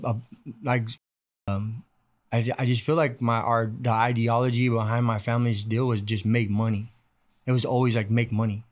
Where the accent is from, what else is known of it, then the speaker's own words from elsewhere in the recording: Bakersfield, California, United States; I was able to just stay, go to East High